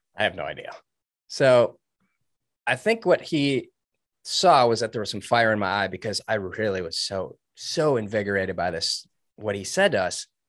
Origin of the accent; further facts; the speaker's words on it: suburbs of Detroit, Michigan, United States; I grew up in Michigan. I was in the suburbs of Detroit